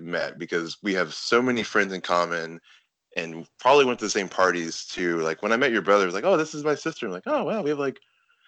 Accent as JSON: {"language": "English", "town": "Austin", "region": "Texas", "country": "United States", "tie": "born or raised there", "lives_now": "Denton, United States", "said": "I grew up in Austin my entire life. I wanted to see what else was out there, and yeah. I just made my inch 3 hours up to Denton, and then yeah."}